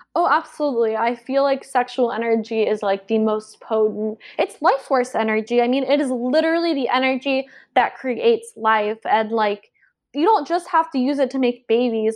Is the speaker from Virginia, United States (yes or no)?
no; Georgia, United States; moved away; also born or lived in South Carolina; I grew up on the East Coast and I was raised in Georgia and went to school in South Carolina